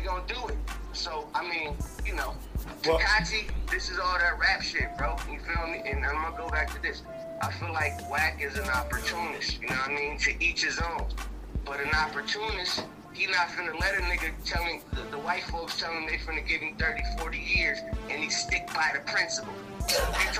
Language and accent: English; Los Angeles, California, United States; I'm from Los Angeles